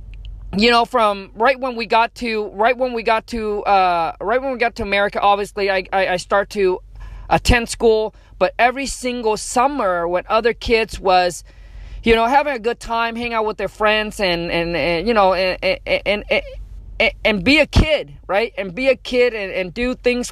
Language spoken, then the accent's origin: English; Vietnam; English is a second language; moved away; I was born in Vietnam. Grew up dirt poor, grew up in a mud hut